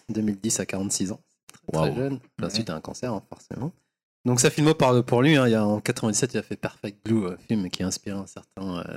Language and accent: French; Paris, Île-de-France, France; en tant que parisien